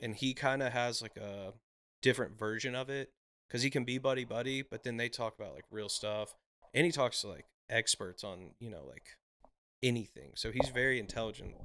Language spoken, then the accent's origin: English; Brentwood, Tennessee, United States; born or raised there; also born or lived in Nashville, Tennessee / Mount Juliet, Tennessee / Hendersonville, Tennessee